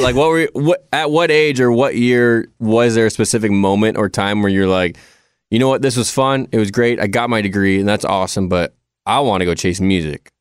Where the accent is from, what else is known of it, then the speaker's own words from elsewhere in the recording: California, United States; I'm from California.